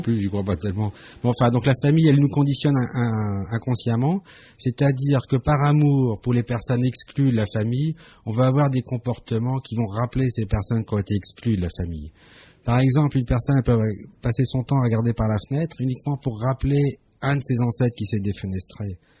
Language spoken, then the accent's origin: French; Strasbourg, Grand Est, France; je suis né à Strasbourg, je suis né en France